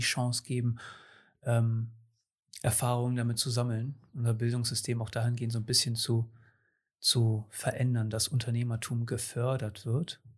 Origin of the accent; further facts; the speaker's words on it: Cuxhaven, Lower Saxony, Germany; ich bin hier in Cuxhaven geboren und größtenteils aufgewachsen